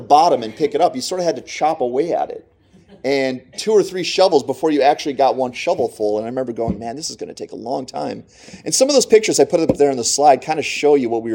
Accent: Northeast Pennsylvania, United States; I grew up in Northeast PA like many of you guys did.

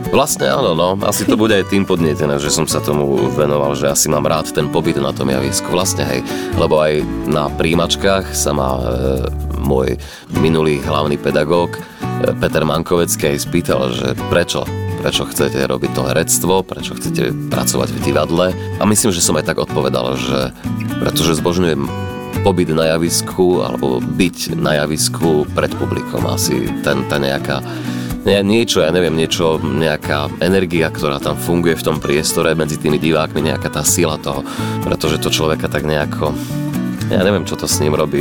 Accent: Michalovce, Košice Region, Slovakia; som z Michaloviec

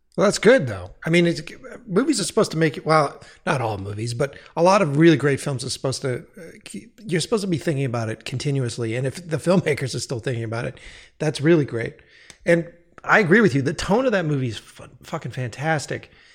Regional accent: United States; being an American

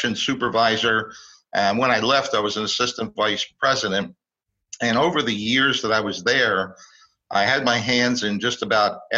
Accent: Philadelphia, Pennsylvania, United States; also born or lived in Garnet Valley, Pennsylvania; I was born in Philadelphia many, many years ago. And actually lived within the city for most of my life

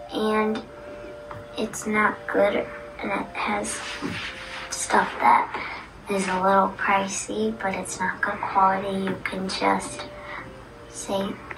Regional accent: Indiana, United States; I'm 11 years old, and I'm from Indiana.

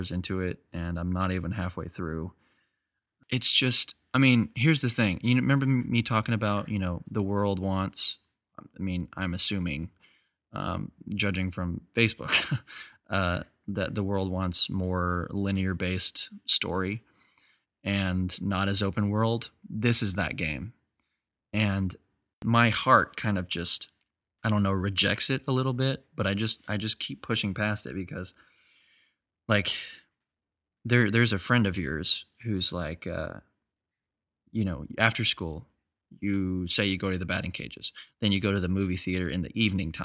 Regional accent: Texas, United States; I'm from Texas

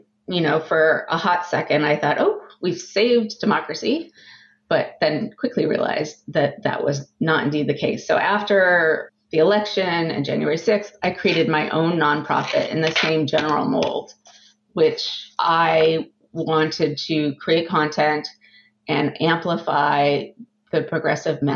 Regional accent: Southern California, United States; moved away as an adult; also born or lived in San Francisco / Boston, Massachusetts; now in Massachusetts, United States; I grew up in Southern California

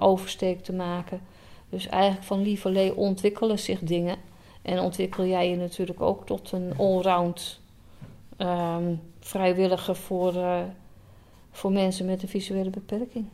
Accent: Alkmaar, North Holland, Netherlands; also born or lived in Enkhuizen / Heerhugowaard / Schermerhorn; was geboren en getogen in Alkmaar

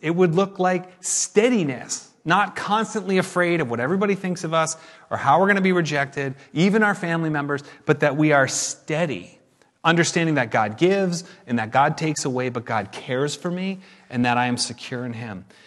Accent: United States; we as American Christians

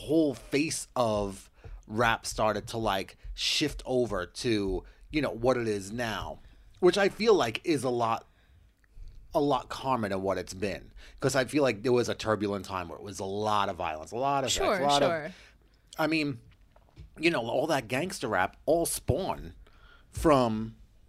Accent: Long Island, New York, United States; growing up in Long Island, like, in high school

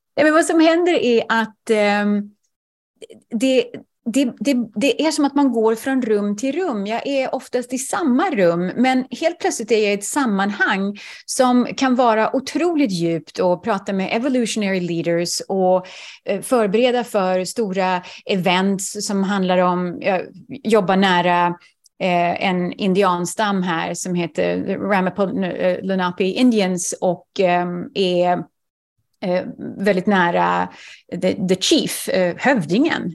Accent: Sweden; moved away as an adult; also born or lived in Manhattan, New York, United States; now in Greenwich, Connecticut, United States; Som svensk

